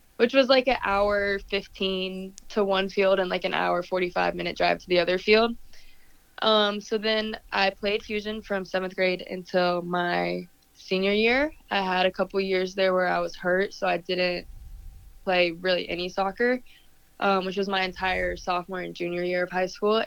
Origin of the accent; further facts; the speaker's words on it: Pinehurst, North Carolina, United States; I grew up in Pinehurst, and soccer was pretty small there